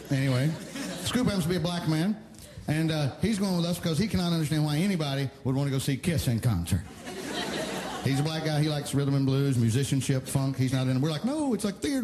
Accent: Alabama, United States; moved away

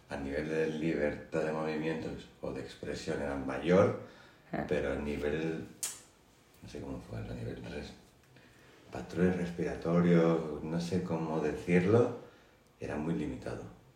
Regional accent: Catalonia, Spain; soy de aquí, de Cataluña, de España.

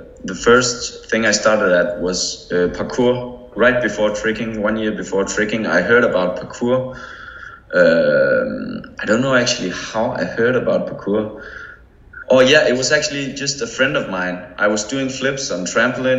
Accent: Denmark; I had a trampoline in my garden. Like that's common in Denmark

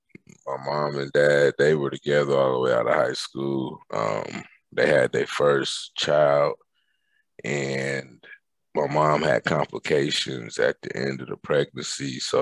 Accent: Germany; born there; And so I was born in Germany.

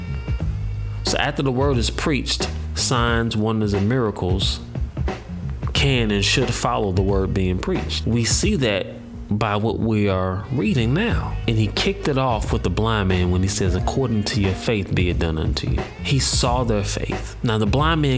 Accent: St. Louis, Missouri, United States; I'm from St. Louis

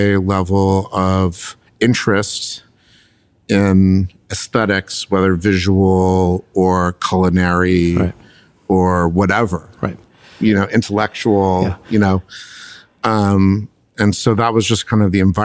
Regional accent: Los Angeles, California, United States; I'm a fifth generation Los Angelino

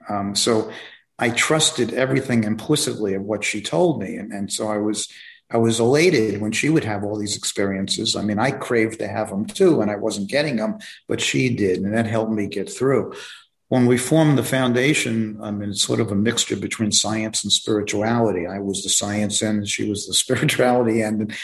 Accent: New York City, New York, United States; moved away as an adult; also born or lived in Long Island, New York; now in Florida, United States; I grew up in New York, um, in Brooklyn, New York

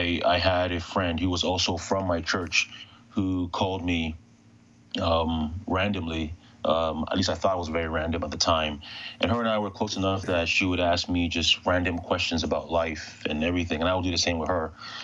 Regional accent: Ghana; moved away; I was born in West Africa, particularly Ghana

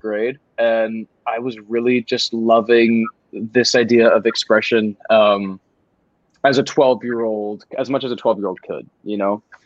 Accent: College Station, Texas, United States; College Station, which is my hometown

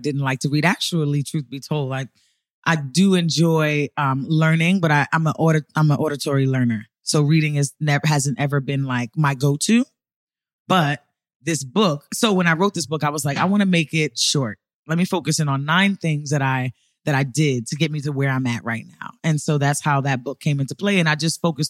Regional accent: New York City, New York, United States; moved away as an adult; I'm from New York City, born and raised. I moved here 7 years ago

